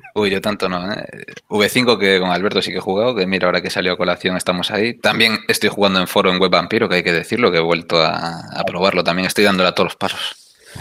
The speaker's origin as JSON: {"language": "Spanish", "region": "Galicia", "country": "Spain", "said": "yo como soy gallego"}